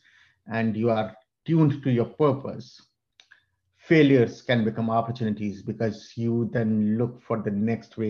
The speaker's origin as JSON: {"language": "English", "country": "India", "tie": "born or raised there", "moved": "as an adult", "lives_now": "United States", "said": "I was born in India and came to the US when I was 24 with two suitcases"}